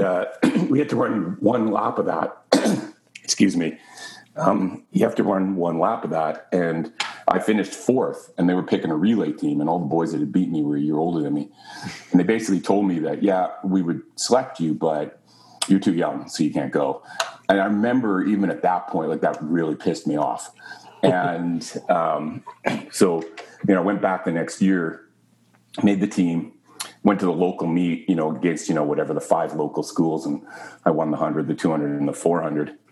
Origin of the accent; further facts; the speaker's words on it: Canada; being Canadian